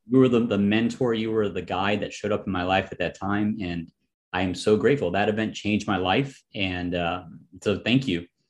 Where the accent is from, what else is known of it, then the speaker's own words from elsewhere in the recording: Chicago, Illinois, United States; it was in Chicago. And coincidentally, it was my hometown